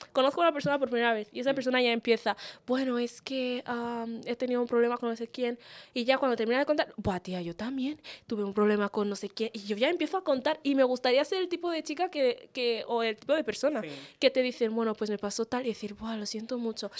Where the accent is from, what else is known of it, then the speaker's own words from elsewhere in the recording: Spain; después de haber vivido en este país toda mi vida